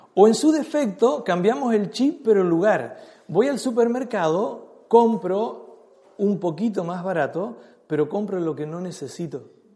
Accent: Chile; nosotros como, chilenos tenemos muchas cosas que son parte de nuestra cultura impuesta

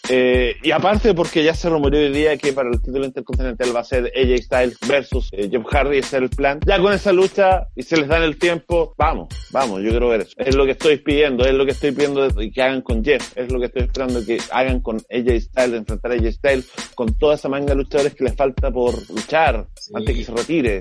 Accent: Chile

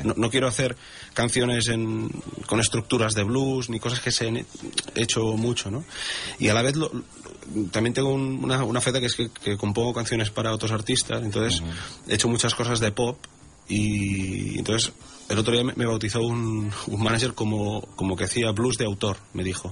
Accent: Sabadell, Catalonia, Spain; moved away as an adult; now in Tossa de Mar, Spain; yo vivo, aquí hace casi ocho años. Soy de Sabadell

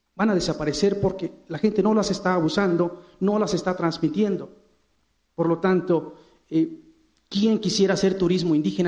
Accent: Mexico; Viteposteco es el nombre de, mi pueblo

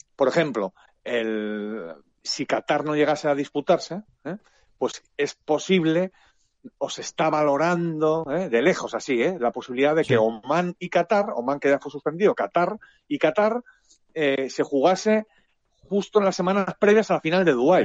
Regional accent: Spain; somos unos periodistas españoles

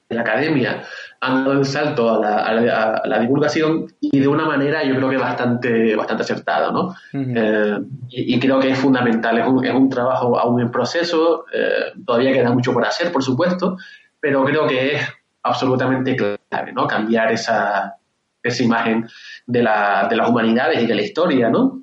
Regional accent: Canary Islands, Spain; yo soy de Canarias, yo, vivo, en Canarias

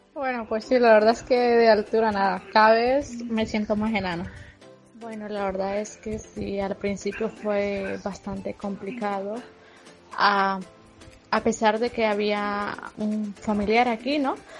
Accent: Honduras; moved away as an adult; now in Spain; soy una chica hondureña que emigré con propósitos y con muchos objetivos

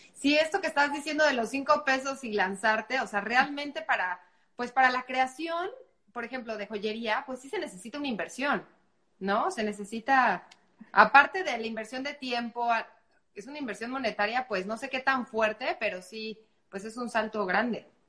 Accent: Mexico

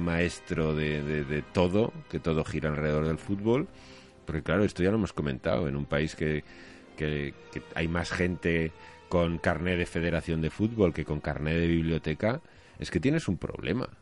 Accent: Spain

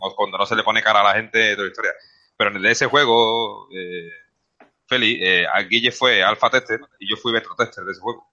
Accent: Seville, Andalusia, Spain; yo soy sevillano y hablo muy rápido

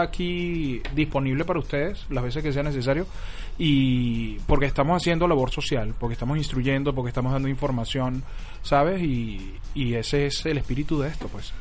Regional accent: Venezuela; como venezolano que soy

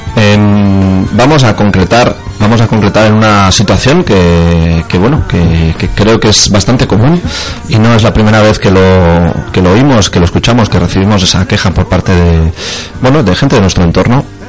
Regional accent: Lleida, Catalonia, Spain; soy de Lleida

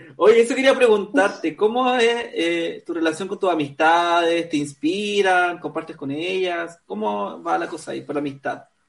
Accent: Concepción, Biobío, Chile; moved away; also born or lived in Valparaíso; yo nací en Concepción, pero me fui a vivir un tiempo a Valparaíso

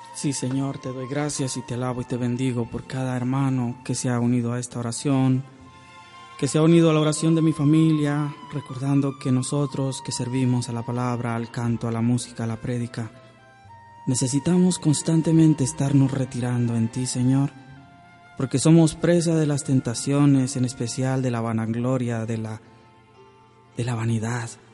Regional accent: Tamaulipas, Mexico; las oraciones que hacemos a Tamaulipas. Oramos, oramos por mi tierra

